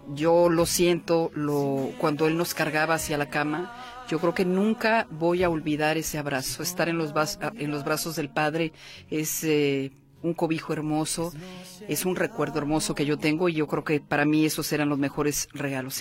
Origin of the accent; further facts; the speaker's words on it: Michoacán, Mexico; Yo nací y crecí en Michoacán